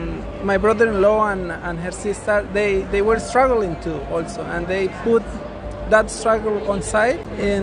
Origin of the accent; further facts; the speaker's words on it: Venezuela; moved away as an adult; now in Australia; Yeah, we are from Venezuela